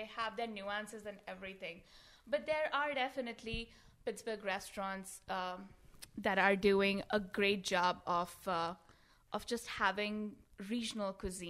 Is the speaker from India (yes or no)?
yes; India; now in Gibsonia, United States; I come from a family of foodies from India, and I am from India.